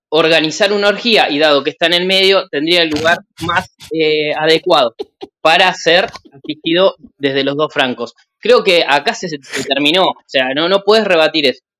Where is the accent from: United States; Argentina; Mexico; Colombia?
Argentina; te voy a responder como argentino. Un argentino sentándote entre dos personas que posiblemente se queden dormidas durante el viaje